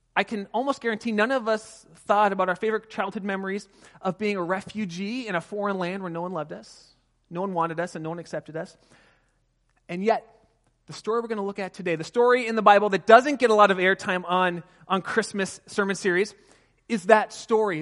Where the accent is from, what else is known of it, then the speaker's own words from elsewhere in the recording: California, United States; I grew up just outside of Pasadena in Southern California